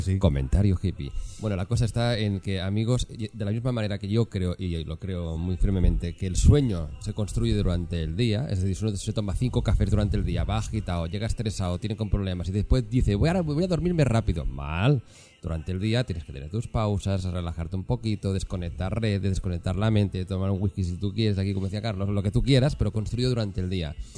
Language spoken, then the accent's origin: Spanish; Catalonia, Spain; now in Madrid, Spain; Allí, allí en mi tierra, yo soy catalán